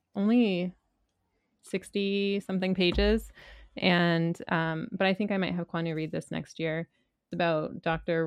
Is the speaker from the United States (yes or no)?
no; Canada; my Canadian upbringing